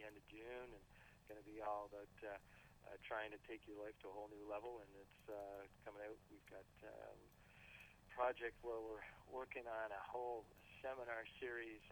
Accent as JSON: {"language": "English", "country": "Canada", "said": "being a Canadian"}